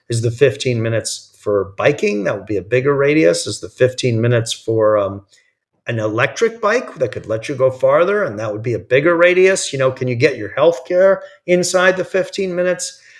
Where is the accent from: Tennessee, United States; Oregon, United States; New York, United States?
New York, United States; New York area, United States; moved away as an adult; now in California, United States; I grew up in the New York area